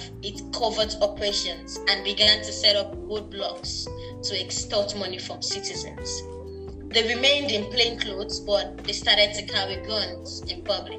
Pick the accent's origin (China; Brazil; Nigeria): Nigeria; a female growing up in Nigeria